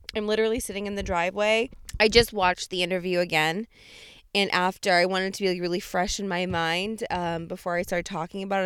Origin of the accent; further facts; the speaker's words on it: United States; as an American